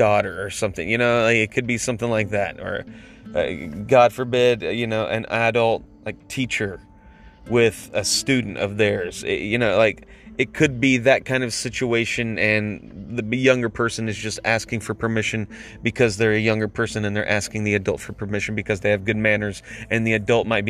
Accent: United States; now in Atlanta, United States; as an American

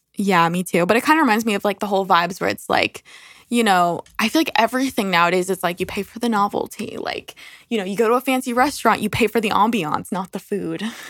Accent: New York, United States; we're from New York

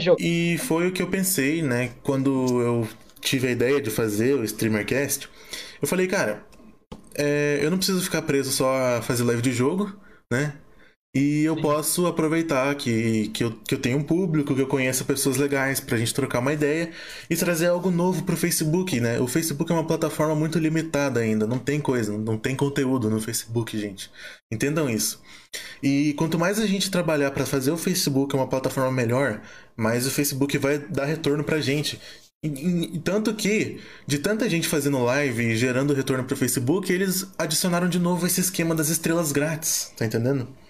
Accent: Curitiba, Paraná, Brazil; Eu sou de Curitiba, Paraná

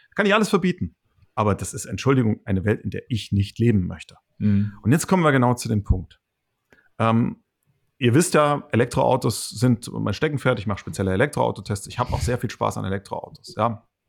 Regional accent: Hesse, Germany; ich bin kein Schwabe, ich bin rein Hesse

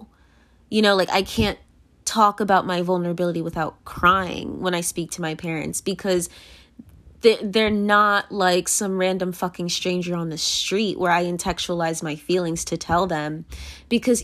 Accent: United States; I am American and they are naturalized American

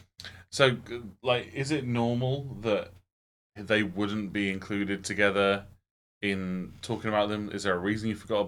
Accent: South West England, United Kingdom; accent: Gloucestershire; I don't know why I'm making fun of that accent, because that's my accent.

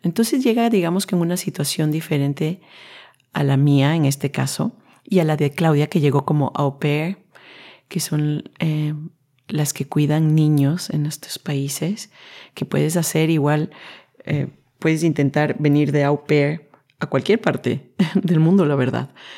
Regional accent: Quito, Pichincha, Ecuador; moved away as an adult; now in Netherlands; vengo desde un país latino, Ecuador en este caso, yo nací en Quito

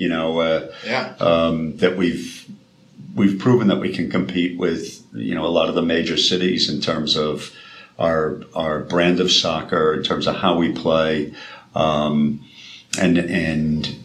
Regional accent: Boston, Massachusetts, United States; I grew up in Boston, just outside the city.

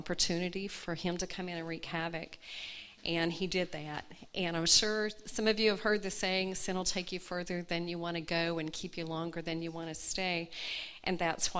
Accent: Atlanta, Georgia, United States; moved away as an adult; also born or lived in Gadsden, Alabama; now in Mojave Desert, Southern California, United States; I was born in Gadsden, Alabama, and but I grew up in Atlanta. From the time I was 2 years old until I was 40, Atlanta was my home

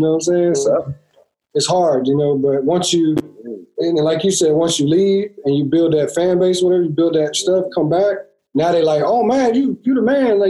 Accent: Carolina, United States; from where I grew up in Carolina, we didn't have anybody, you know what I'm saying?

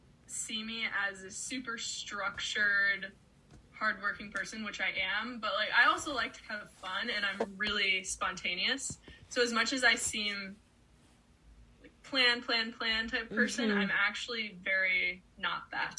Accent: United States; I grew up on Lake Erie, so I've always loved, my family had a boat growing up, so I've always loved being on the water.

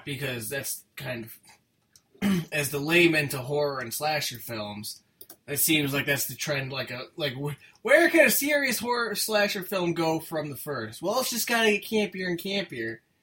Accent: United States; I'm an American

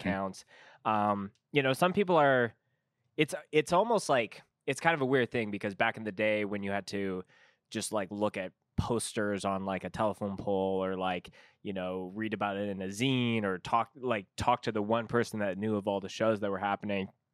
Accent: Canada; as a Canadian

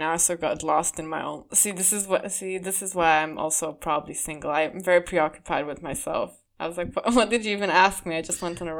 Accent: Sweden; I came from Sweden where no one fucking did any of what I believe I deserve, you know, buying me stuff or opening doors for me stuff.

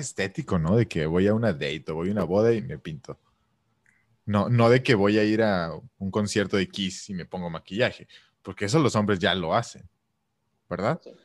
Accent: Mexico; yo como mexicano

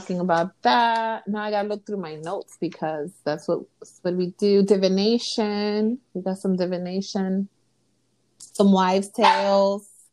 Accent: New York City, New York, United States; first language Spanish; English is a second language; I'm from Los Sures, Williamsburg. Very huge okay. Dominican, Puerto Rican population there, and I am Dominican.

